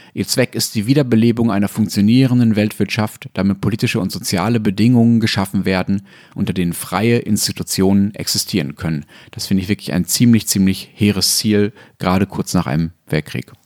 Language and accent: German; Essen area, North Rhine-Westphalia, Germany; born or raised there